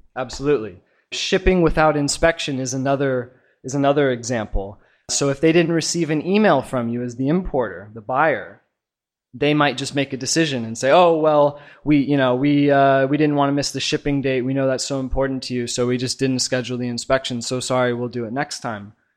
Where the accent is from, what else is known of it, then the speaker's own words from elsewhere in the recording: Portland, Oregon, United States; moved away as an adult; now in China; I'm from Portland, Oregon, and I've been here in China